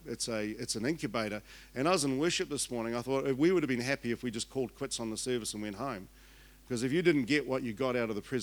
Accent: Invercargill, Southland, New Zealand; Born and bred in Invercargill, had elocution lessons so I could leave, and otherwise you wouldn't understand me at all.

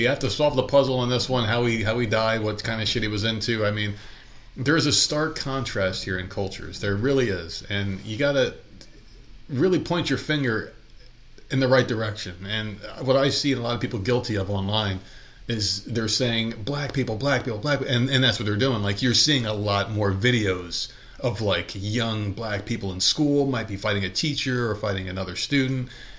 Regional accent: New York, United States; now in US South; We're like, wow, everything's different here in the South because we came from New York.

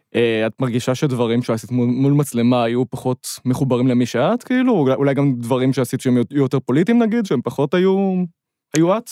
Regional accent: Ramat Gan, Tel Aviv District, Israel; אני מרמת גן

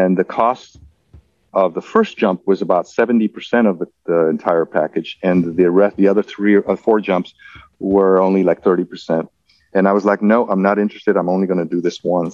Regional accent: Mexico; also born or lived in Mexico City; I was raised in Mexico

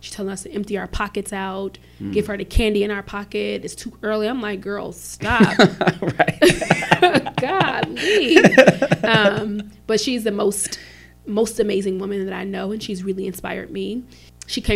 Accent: Chicago, Illinois, United States; I grew up in the Chicago Housing Projects, 45th and State

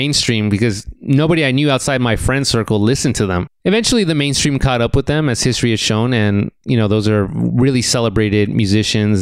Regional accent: Rialto, California, United States; I grew up in Rialto, California, which is in the Inland Empire, a suburban community about 60 miles east of Los Angeles

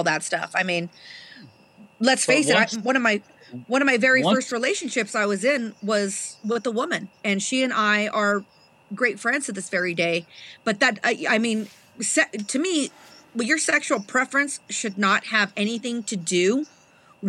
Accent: Trinidad, Colorado, United States; I was raised in Trinidad, Colorado

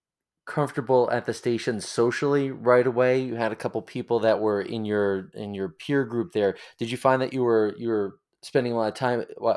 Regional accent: Long Island, New York, United States; accent: Long Island; being a native Long Islander myself, and we always talk real fast all the time because we were always in a hurry. Long Island accent slipping back in there.

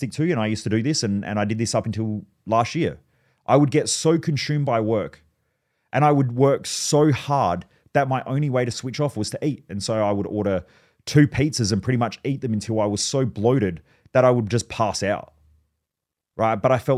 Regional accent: Australia; I grew up around in Australia, if you're listening overseas, we obviously don't have a lot of guns here

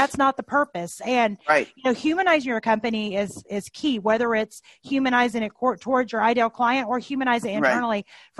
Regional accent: Tennessee, United States; I grew up in Tennessee, as many of you all know, and I've been in the North now for a while, so I have a completely horrible, muddled accent.

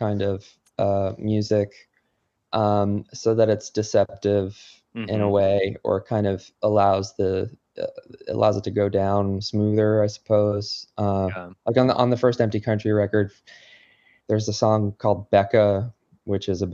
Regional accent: New Jersey, United States; now in Connecticut, United States; I grew up in New Jersey

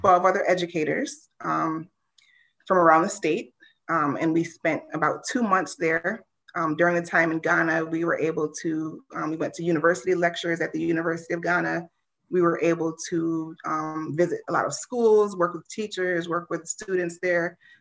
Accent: United States; growing up in the United States, you know, as an, as an African-American woman

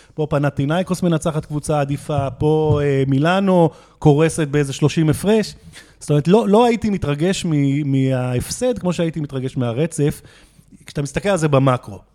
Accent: Jerusalem, Jerusalem District, Israel; אני ירושלמי

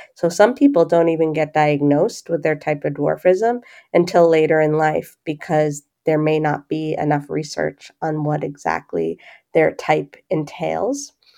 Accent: Boston, Massachusetts, United States; I grew up in the Boston area

